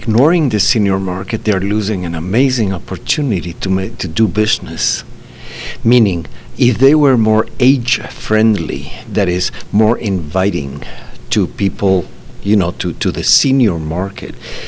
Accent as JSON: {"language": "English", "country": "Bolivia", "moved": "as an adult", "said": "I launched the cellular system back in 1990s in my home country in Bolivia"}